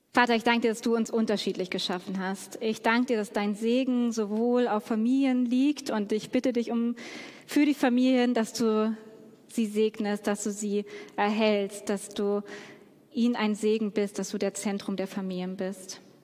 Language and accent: German; Hamburg, Germany; Ich komme ja aus Hamburg und Hamburg ist die Single-Hochburg Deutschlands.